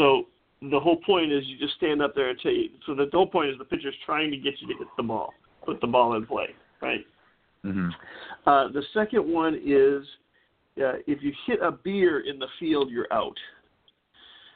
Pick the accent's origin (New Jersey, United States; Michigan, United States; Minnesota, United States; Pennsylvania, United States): Minnesota, United States; Minneapolis; also born or lived in Bloomington, Minnesota / Northfield, Minnesota / Philadelphia; I grew up near Minnehaha Falls till I was about 12 years old, and then they closed my elementary school and we moved to Bloomington